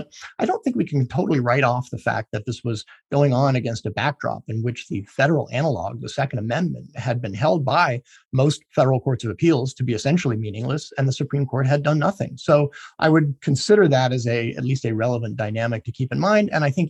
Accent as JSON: {"language": "English", "region": "Texas", "country": "United States", "said": "I'm a Texan"}